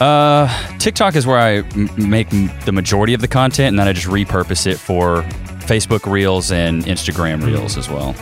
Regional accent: Paris, Texas, United States; moved away as an adult; also born or lived in Commerce, Texas / Austin, Texas; I was born and raised in Paris, Texas

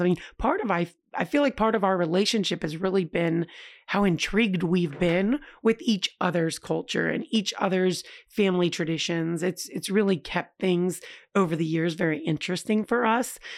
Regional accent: tri-state area, United States; as an American who never, ever left her country, and, I mean, to be honest, I'd never left the tri-state area

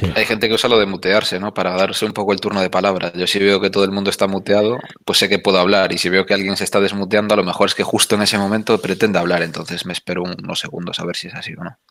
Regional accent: Galicia, Spain; yo como soy gallego

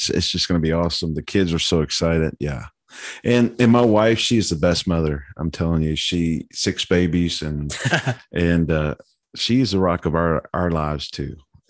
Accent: Orlando, Florida, United States; I grew up here in Orlando, played football at a small little school called Florida State Seminoles.

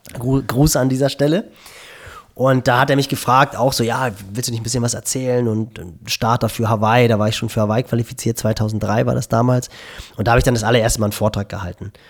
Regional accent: Schleswig-Holstein, Germany; bei uns in Schleswig-Holstein nördlich von Hamburg

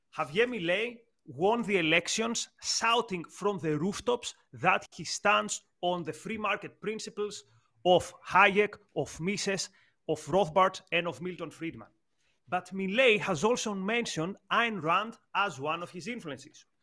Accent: Greece; moved away as an adult; also born or lived in United Kingdom; I come from Greece, a country with a similar political trajectory with Argentina

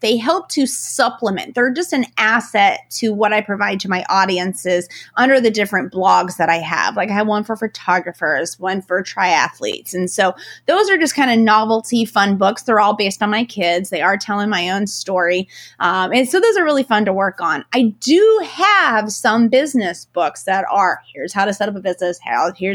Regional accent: East Coast, United States; I talk very fast. I'm from the East Coast.

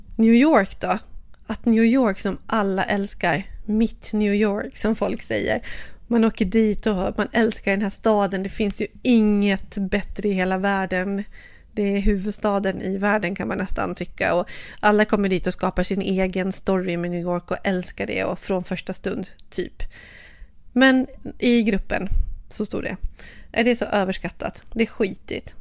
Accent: Sweden; hemma i Sverige

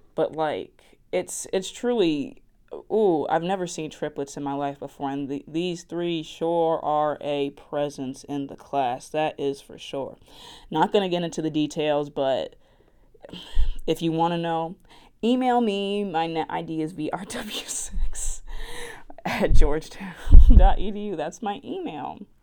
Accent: West Orange, New Jersey, United States; accent: Southern; I am from New Jersey, West Orange specifically

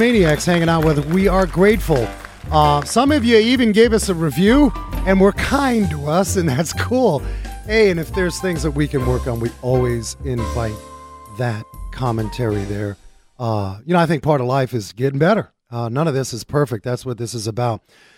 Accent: New York City, New York, United States; Growing up in New York City

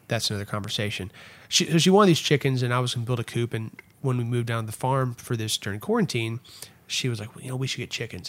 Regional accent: Erath County, Texas, United States; also born or lived in Fort Worth, Texas; where I grew up in Erath County

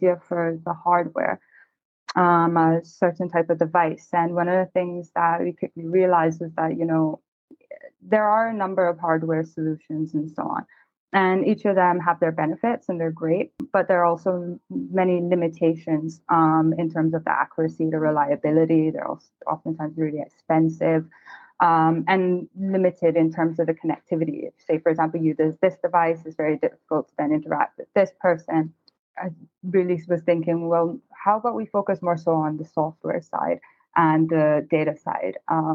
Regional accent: Cayman Islands; I'm originally from the Cayman Islands, so naturally grew up on the water

